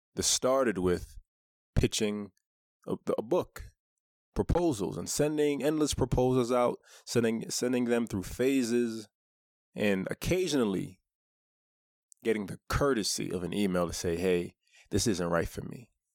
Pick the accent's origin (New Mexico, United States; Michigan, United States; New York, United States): New York, United States; New York City; I grew up in Brooklyn